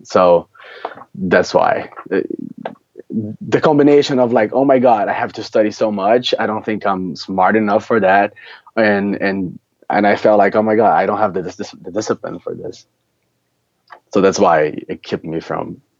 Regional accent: Brazil; moved away as an adult; also born or lived in São Paulo; now in New York City, United States; I grew up in Brazil

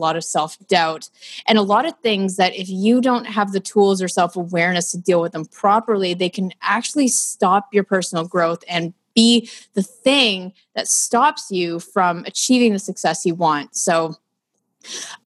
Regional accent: Ottawa, Ontario, Canada; now in Toronto, Canada; I'm from Ottawa, which is our nation's capital

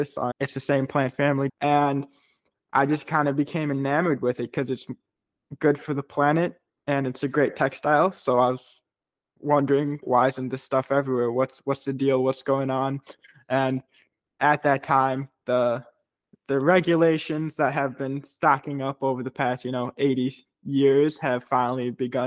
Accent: Chicago, Illinois, United States; I grew up in Chicago, very brutally cold in Chicago, especially in the wintertime

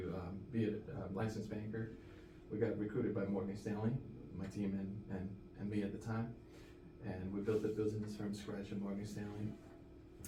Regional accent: Brazil; now in Naples, United States; originally from Brazil. I live in Naples, Florida

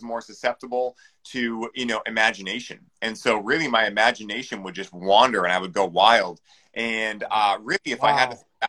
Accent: Weymouth, Massachusetts, United States; Weymouth, Massachusetts. So

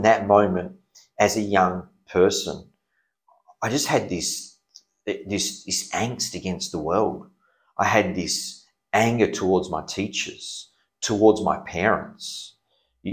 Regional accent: Perth, Western Australia, Australia; I was born in Perth, yes. Okay. Yes, born in Perth.

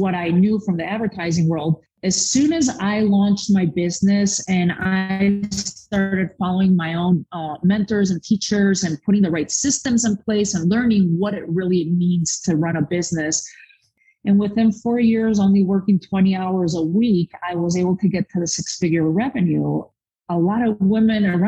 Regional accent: Spain; now in United States; I was born and raised in Spain

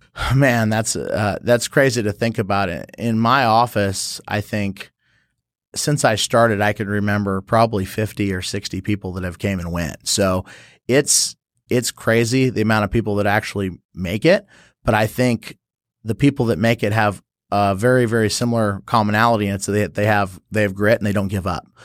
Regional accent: San Jose, California, United States; moved away as an adult; also born or lived in St. Charles, Missouri; now in St. Louis, United States; I was born and raised in San Jose, California

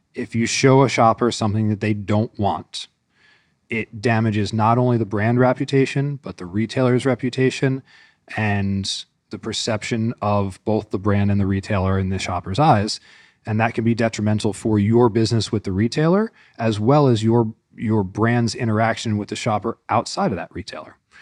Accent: Northeast, United States; moved away as an adult; now in Northwest Arkansas, United States; I grew up in the Northeast

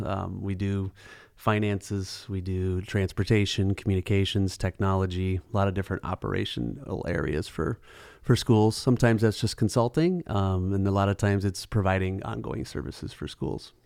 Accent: Eden Prairie, Chaska, Hopkins area, Minnesota, United States; grew up in kind of the Eden Prairie, Chaska, Hopkins area

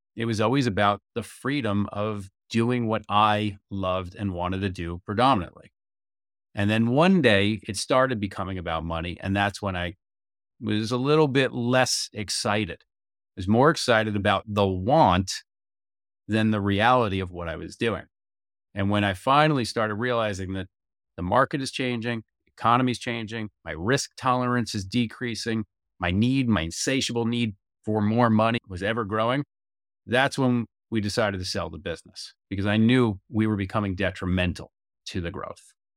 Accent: United States; as an American

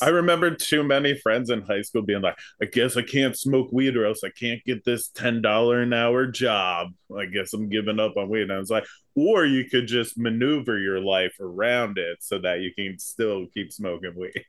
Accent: right outside Philadelphia, New Jersey, United States; Philadelphia, right outside

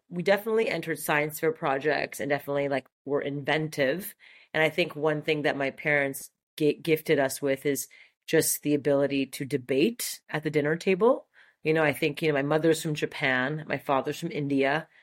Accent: Montreal, Quebec, Canada; accent: French; first language French; English is a second language; moved away as an adult; Grew up in, in Montreal, super French part of Montreal, Brossard, and um, yeah, it's where I spent the first eighteen years of my life

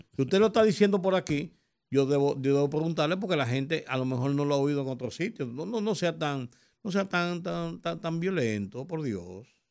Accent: Dominican Republic; nosotros lo entendamos como dominicanos

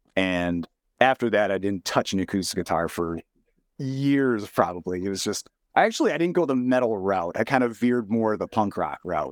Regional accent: Rhinelander, Wisconsin, United States; Growing up in Rhinelander

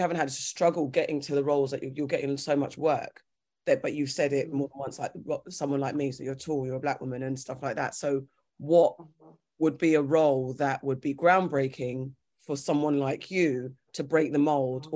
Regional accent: Ghana; I'm Ghanaian

